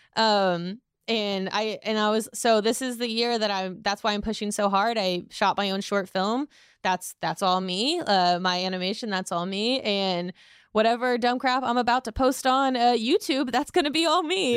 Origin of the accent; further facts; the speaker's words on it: Indiana, United States; I'm from Indiana.